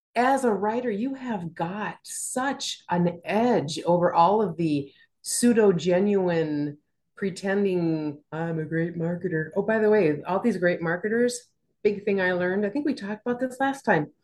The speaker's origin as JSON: {"language": "English", "region": "Minnesota", "country": "United States", "tie": "born or raised there", "said": "growing up in Minnesota"}